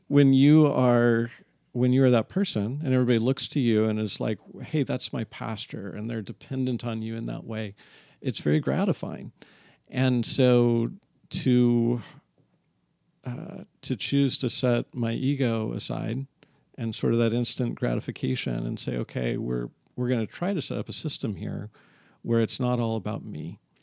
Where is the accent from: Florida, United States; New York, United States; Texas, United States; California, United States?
California, United States; San Diego; now in Torrance, United States; San Diego is where I come from.